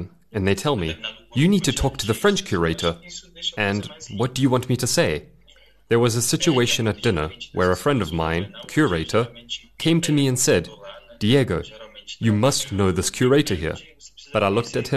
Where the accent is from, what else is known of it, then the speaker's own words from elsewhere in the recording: Salvador, Bahia, Brazil; I come from Salvador, Latin America, on the outskirts of capitalism